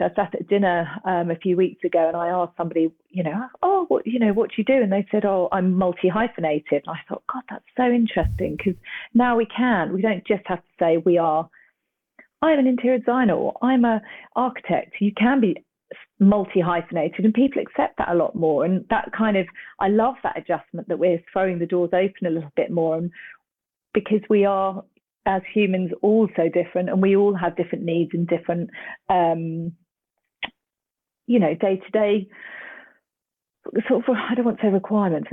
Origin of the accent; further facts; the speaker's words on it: Cambridge, East of England, United Kingdom; I'm originally from Cambridge, which is a university town.